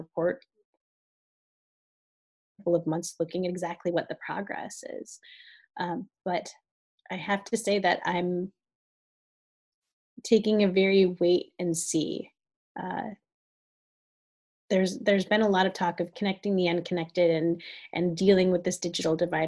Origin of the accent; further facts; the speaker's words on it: Northwest Ohio, United States; moved away; I grew up in extremely rural Ohio. I grew up in a town of about 6,000 people in Northwest Ohio, about an hour from Toledo